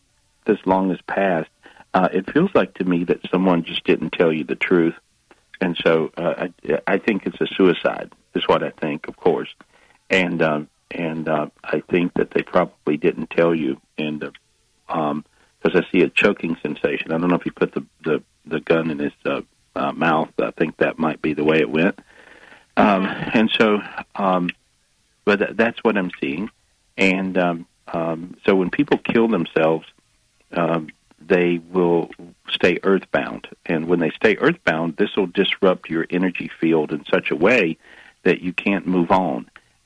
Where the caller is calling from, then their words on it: North Carolina, United States; I'm in North Carolina.